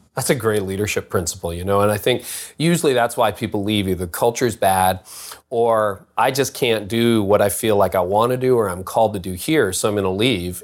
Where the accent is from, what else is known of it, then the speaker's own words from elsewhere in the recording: Canada; I'm a Canadian